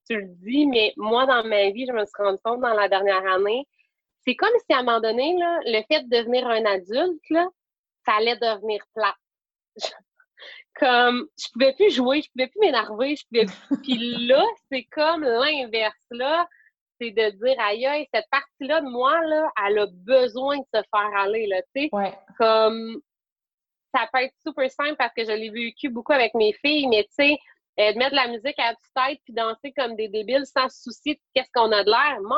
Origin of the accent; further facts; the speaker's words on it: Magdalen Islands, Quebec, Canada; je ne cacherai pas que je suis pas de la Madeleine pour rien.